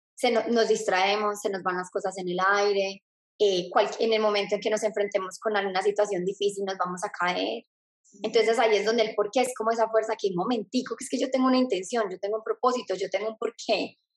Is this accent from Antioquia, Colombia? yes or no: yes; Medellín, Antioquia, Colombia; moved away as an adult; now in Australia; soy de Medellín, Colombia y ahorita vivo en Australia